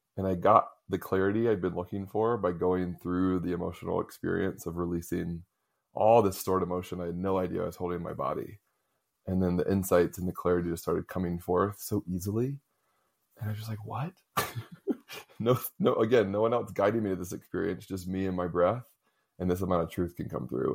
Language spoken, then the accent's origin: English; Raleigh, North Carolina, United States; I grew up in the South, in Raleigh, North Carolina